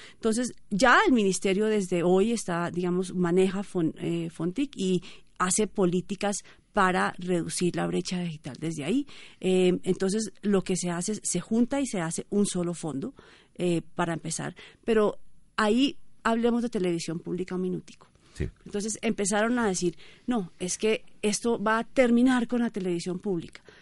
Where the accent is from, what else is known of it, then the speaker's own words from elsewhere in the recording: Colombia; nosotros como colombianos